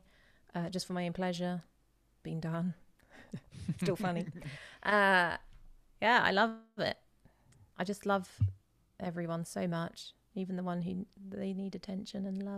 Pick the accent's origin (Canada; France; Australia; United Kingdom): United Kingdom; England; The English, so people know that I'm from